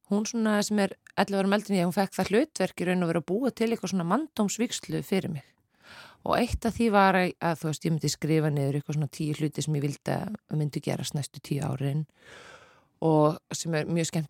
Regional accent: Reykjavík, Capital Region, Iceland; also born or lived in Seltjarnarnes; Uh, Reykjavík og Seltjarnanes og aftur Reykjavík sko.

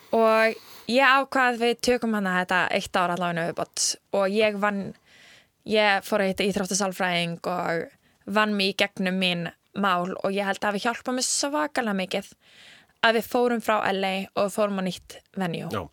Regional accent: Iceland; við erum frá Íslandi

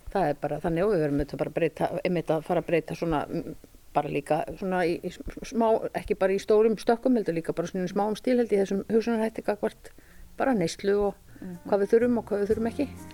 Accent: Mývatnssveit, Northeastern Region, Iceland; also born or lived in Reykjavík / Kjarnanes; now in Svalbarðseyri, Iceland; ég er úr Mývasett. Ég er fætt á uppelni Mývasett

